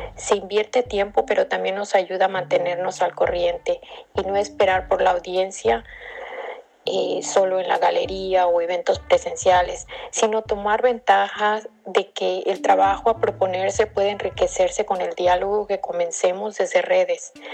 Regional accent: Acapulco, Guerrero, Mexico; now in San Francisco, United States; Nací y crecí en Acapulco Guerrero, pero vivo en San Francisco, California

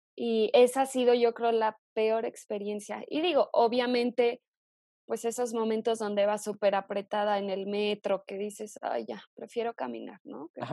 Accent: Morelia, Michoacán, Mexico; moved away as an adult; also born or lived in Zitácuaro, Michoacán / Mexico City; yo nací en Zitácuaro, Michoacán, y me mudé muy chava a Morelia, que es la capital de, de acá del estado. Entonces, crecí

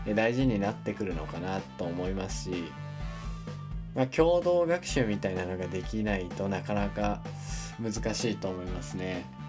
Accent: Japan; 自分の地元のですね S 県

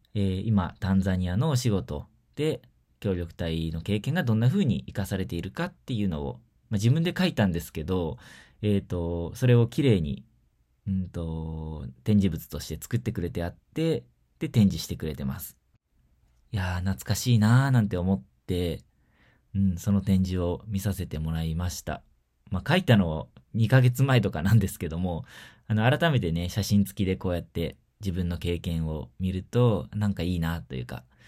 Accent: Shizuoka, Japan; 地元の静岡 県立図書館

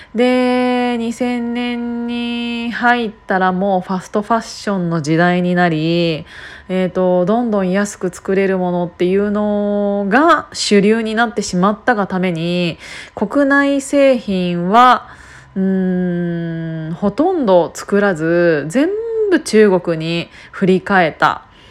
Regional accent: Kiryu, Gunma, Japan; 私は群馬県桐生市の出身なので機織りの産地だった

